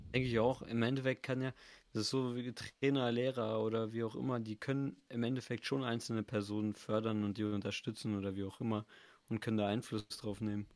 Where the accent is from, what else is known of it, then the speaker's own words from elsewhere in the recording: Bavaria, Germany; bin ja in Bayern und ich bin ja auch in Bayern geboren.